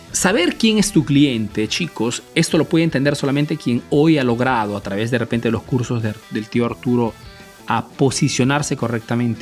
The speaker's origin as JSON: {"language": "Spanish", "country": "Peru", "moved": "as an adult", "lives_now": "Italy", "said": "yo soy peruano, pero vivo en Italia desde hace más de 25 años"}